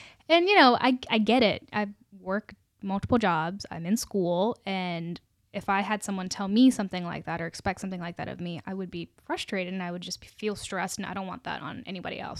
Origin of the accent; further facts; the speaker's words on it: Charlottesville, Virginia, United States; moved away as an adult; also born or lived in South India (ancestry); now in Richmond, United States; I'm from Richmond, but originally I'm from Charlottesville